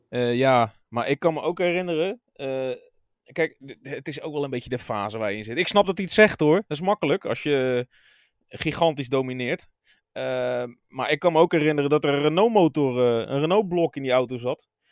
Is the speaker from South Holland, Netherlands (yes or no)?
yes; Rotterdam, South Holland, Netherlands; als Rotterdammer met een kleine voorliefde voor Feyenoord